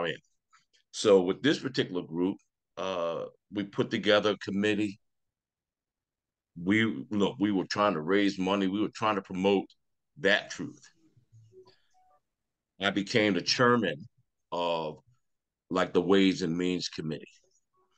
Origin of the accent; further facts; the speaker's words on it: Philadelphia, Pennsylvania, United States; I'm from Philadelphia, Pennsylvania